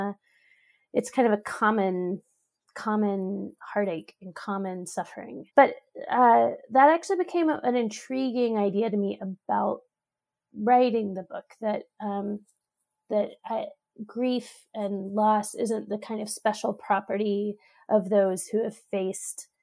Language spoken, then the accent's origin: English; Austin, Texas, United States; moved away as an adult; now in Pittsburgh, United States; from Austin, Texas, which is my hometown, to Pittsburgh, where we both live now